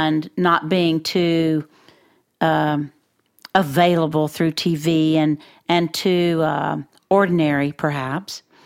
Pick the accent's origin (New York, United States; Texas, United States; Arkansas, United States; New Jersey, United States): Texas, United States; Floydada; I'm from Floyd A to Texas